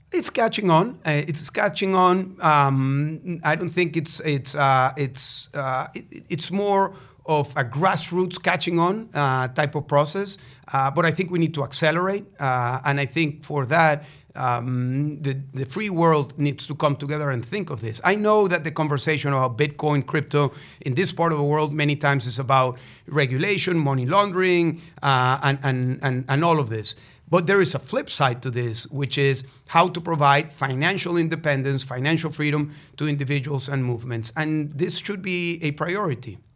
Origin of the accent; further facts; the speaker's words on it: Venezuela; moved away; Venezuela, my home country